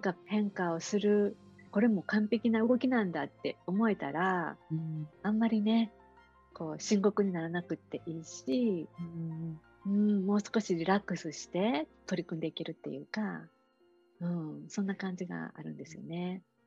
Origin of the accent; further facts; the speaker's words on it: Osaka, Japan; moved away as an adult; now in Kailua-Kona, United States; 私大阪出身